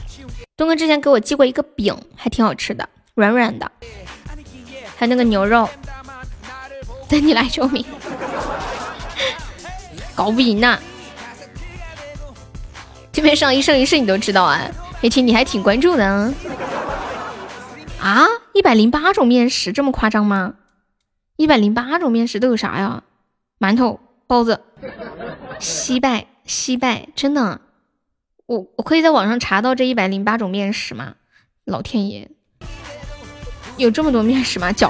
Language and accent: Chinese; Karamay, Xinjiang, China; 嗯，新疆的…，我是来自新疆克拉玛的